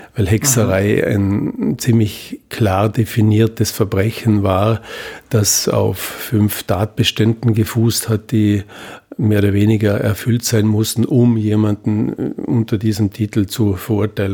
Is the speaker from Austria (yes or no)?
yes; Vorarlberg, Austria; ich komme aus Vorarlberg